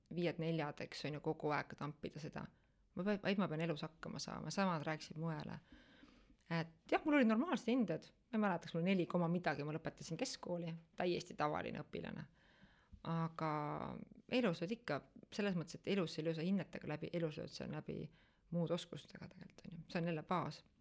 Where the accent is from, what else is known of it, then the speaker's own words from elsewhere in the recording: Pärnu, Pärnu County, Estonia; moved away as an adult; now in Tallinn, Estonia; ma olen ise tegelikult pärit Pärnust. Äh, üheksateistaastaselt äh, tulin Tallinna elama